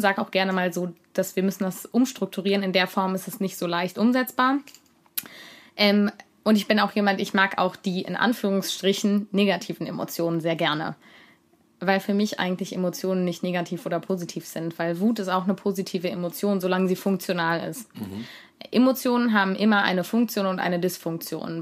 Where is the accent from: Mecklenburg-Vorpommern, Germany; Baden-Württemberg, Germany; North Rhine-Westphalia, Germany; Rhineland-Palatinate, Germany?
North Rhine-Westphalia, Germany; Cologne; ich komme aus Köln